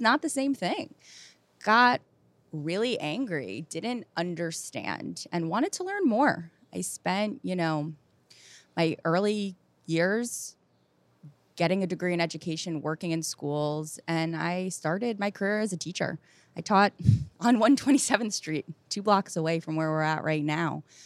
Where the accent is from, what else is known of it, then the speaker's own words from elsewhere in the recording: New Jersey, United States; also born or lived in West Philadelphia; I grew up in New Jersey, very close to here